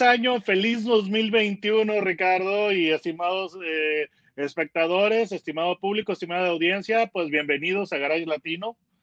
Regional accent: Mexico; soy periodista mexicano

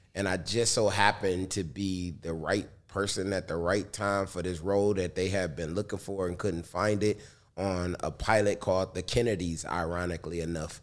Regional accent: Detroit, Michigan, United States; I'm from Detroit and I was a rapper in the hip hop shop where … was

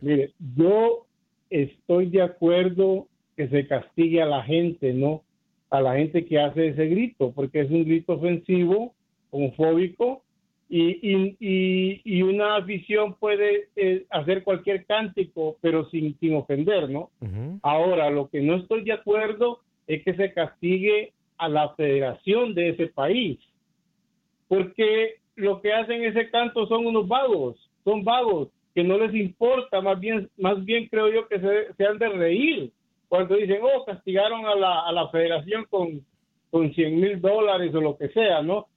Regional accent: Mexico; now in Los Angeles, United States; yo soy mexicano

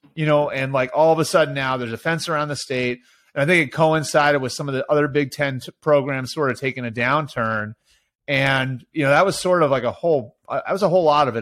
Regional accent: outside of Boston, Massachusetts, United States; moved away as an adult; also born or lived in Ohio; I grew up outside of Boston.

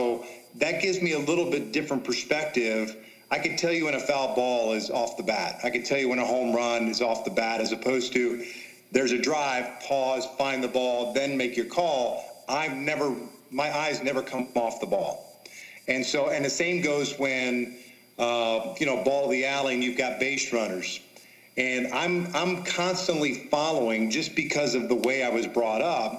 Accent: Kansas City, United States; moved away; I grew up in Kansas City watching him pitch

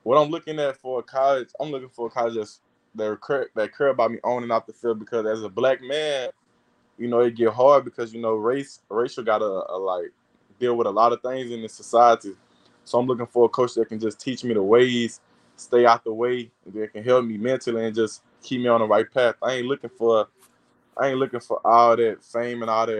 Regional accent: Louisiana, United States; LSU playing for my home state

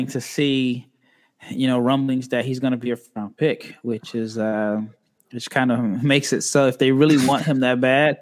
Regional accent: Nebraska, United States; I'm from Nebraska, so born and raised

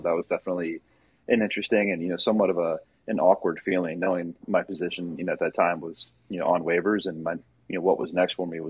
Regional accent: Maryland, United States; born there; So yeah, I was born in Maryland.

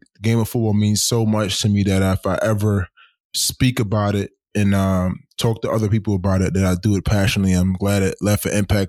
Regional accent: New York City, New York, United States; I'm from New York City, inner cities of New York City

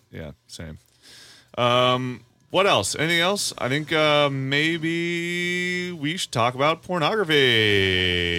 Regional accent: Parkersburg, West Virginia, United States; moved away; also born or lived in Marietta, Ohio; my hometown of Parkersburg, West Virginia slash Marietta, Ohio

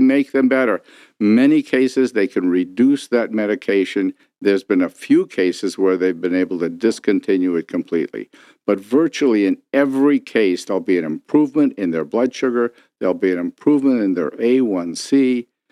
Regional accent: Detroit, Michigan, United States; I grew up here in Detroit

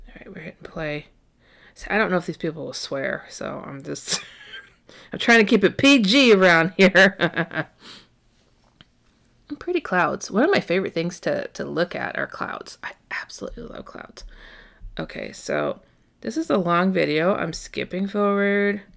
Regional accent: Midwest, United States; I was raised in the Midwest

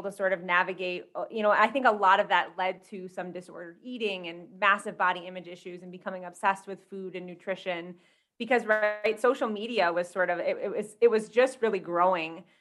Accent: Michigan, United States; moved away as an adult; now in Colorado, United States; I'm originally from Michigan, but I just moved out to Colorado maybe 3 months ago.

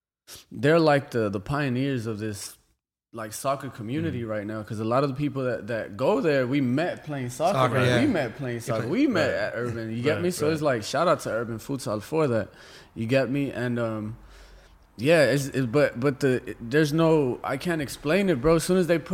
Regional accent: Los Angeles, California, United States; I'm from LA.

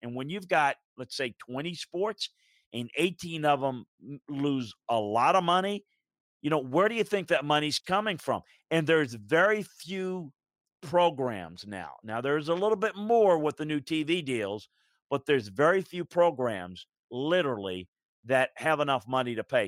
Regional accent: Baton Rouge, Louisiana, United States; born or raised there

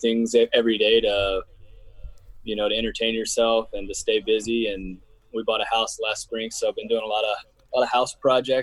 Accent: Hoover, Alabama, United States; born and raised in Birmingham. A little suburb outside of Birmingham called Hoover

